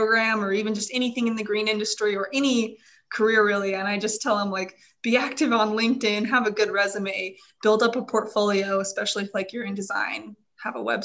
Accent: Utah, United States; also born or lived in Idaho; I grew up in Utah, went to school in Idaho

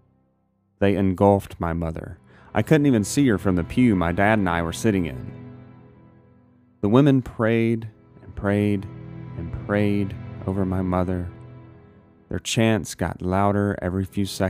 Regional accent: Gulf Coast, South Mississippi, United States; I was born and raised in South Mississippi

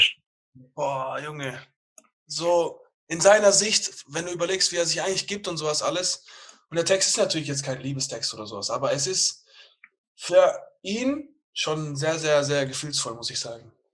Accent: Bietigheim, Baden-Württemberg, Germany; ich komme aus Bietigheim.

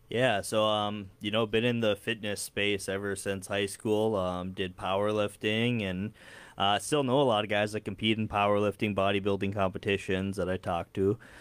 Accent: Dilworth, Minnesota, United States; moved away as an adult; now in Fargo, United States; I grew up in the area, um, Dilworth and then moved to Fargo for college and stayed on the side of the river.

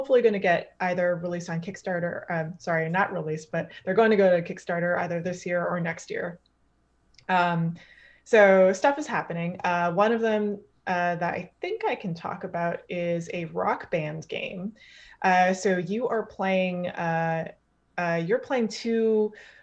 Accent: Canada; I'm Canadian

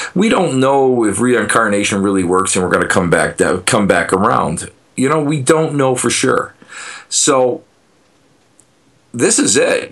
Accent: Buffalo, New York, United States; I'm a putz from Buffalo, New York

